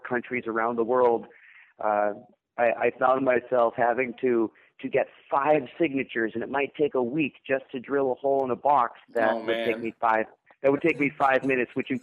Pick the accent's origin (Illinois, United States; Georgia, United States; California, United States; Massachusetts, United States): Massachusetts, United States; Lexington; moved away as an adult; also born or lived in Ithaca, New York; I was born in the Boston area, a little town called Lexington, Massachusetts.